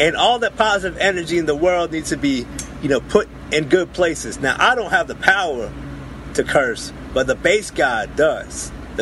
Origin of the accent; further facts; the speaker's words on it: Oakland, California, United States; I'm from the Oakland, the Bay Area